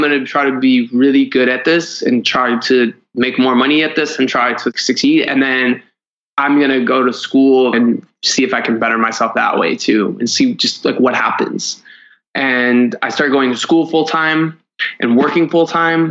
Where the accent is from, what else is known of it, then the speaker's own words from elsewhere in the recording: Cleveland, Ohio, United States; I grew up in Cleveland, Ohio